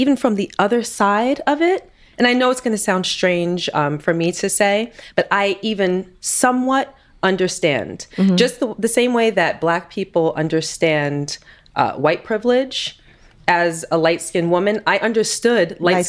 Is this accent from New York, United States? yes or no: yes; New York City, New York, United States; also born or lived in Queens; Growing up in Queens, Brooklyn, originally from Brooklyn, and then I moved to Queens when I was 14